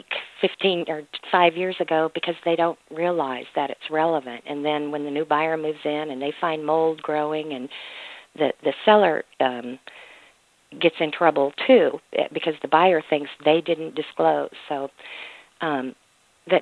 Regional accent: Mississippi, United States; Mississippi is my home state

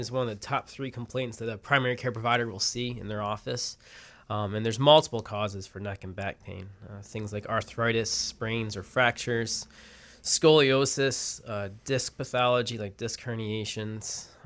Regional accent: Syracuse, New York, United States; moved away as an adult; also born or lived in Baltimore, Maryland; Uh, yeah, I grew up in Syracuse

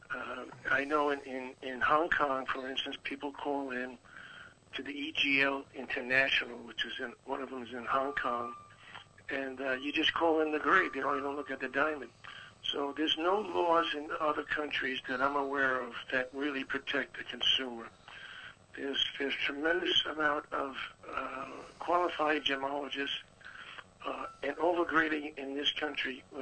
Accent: New York, United States; I'm originally from New York.

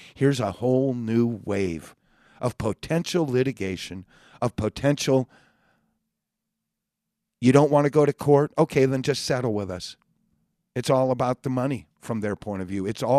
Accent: California, United States; Hey, I was born and raised in California. I understand the mentality of Californians are better than anybody else.

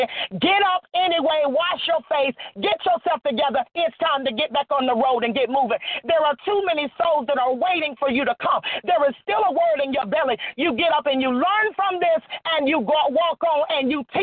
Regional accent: Florida, United States; moved away as an adult; also born or lived in Atlanta, Georgia; now in Virginia, United States; I'm originally from Florida

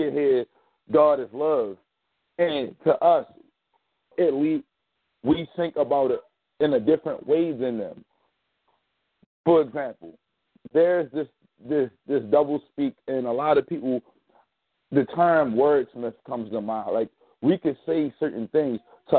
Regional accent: Maryland, United States; I'm also from Maryland, so how you doing, Miss Rose?

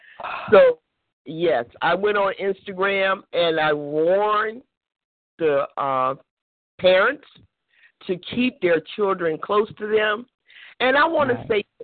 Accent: Florida, United States; moved away; I'm originally from Florida

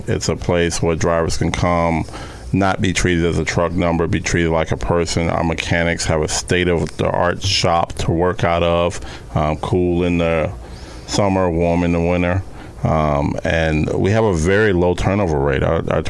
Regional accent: Chicago, Illinois, United States; I was, yep, huge Chicago Bears fan.

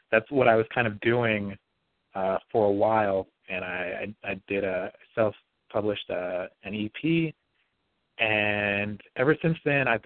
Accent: Bakersfield, California, United States; I grew up in Bakersfield for the most part in this yellow house that my grandmother owns

